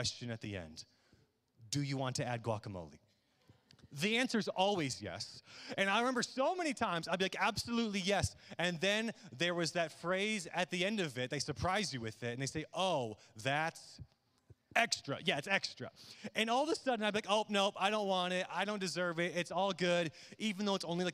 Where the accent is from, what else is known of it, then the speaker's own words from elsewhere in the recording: Midland, Michigan, United States; growing up in Midland, Michigan, where I was born and raised